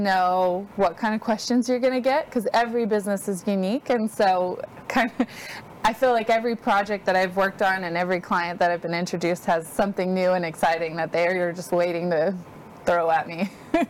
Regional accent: Washington, United States; moved away as an adult; now in Texas, United States; I grew up in Washington State.

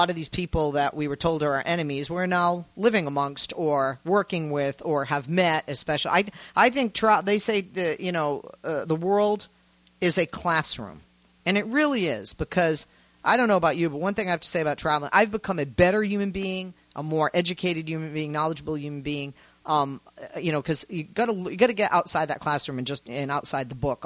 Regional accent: United States; now in California, United States; as an American going over with an American mindset

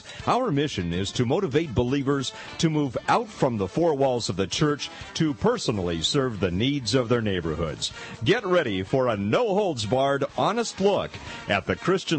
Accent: Los Angeles, California, United States; now in Stanislaus County, United States; I grew up in Southern California, you know, in the L.A. area

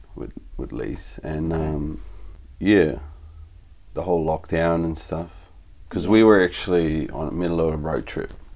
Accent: Netherlands; moved away; also born or lived in Cappadocia, Turkey; I was born in Holland

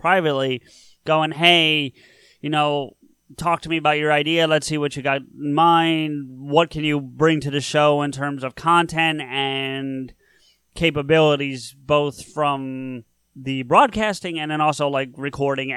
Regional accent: New Jersey, United States; I am from New Jersey.

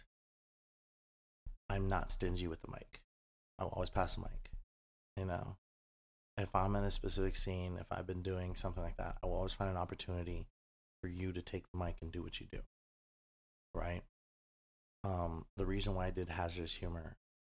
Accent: El Paso, Texas, United States; moved away as an adult; now in Las Vegas, United States; I love my hometown.

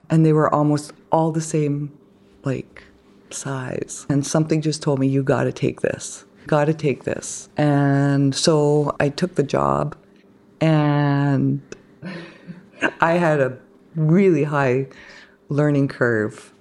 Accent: Kitimat, British Columbia, Canada; also born or lived in Bella Bella, British Columbia; I mostly know Kitimat

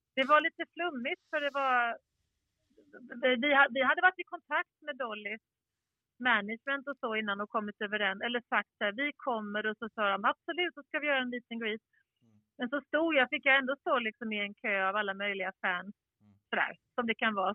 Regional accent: Skåne, Sweden; jag är ju skåning också

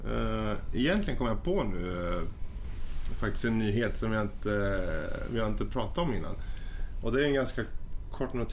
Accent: Sweden; Men som svensk.

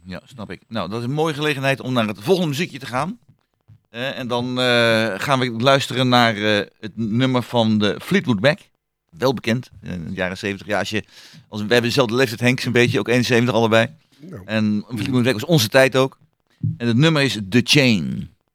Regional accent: Hengelo, Overijssel, Netherlands; als klein kind vroeger in de mhm. stad waar ik geboren ben

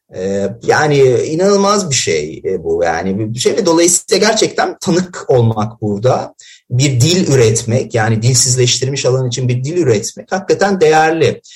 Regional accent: Elazığ, Elazığ Province, Turkey; ben Elazığlıyım

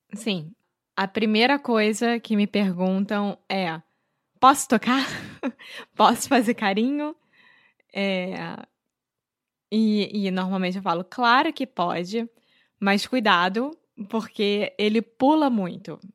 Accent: Rio de Janeiro, Brazil; brasileira, sou nasci no Rio de Janeiro, sou carioca

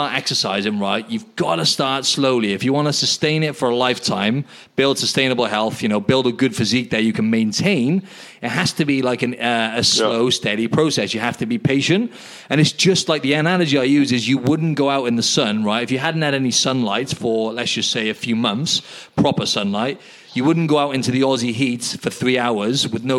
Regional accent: United Kingdom; now in Sydney, Australia; in the UK

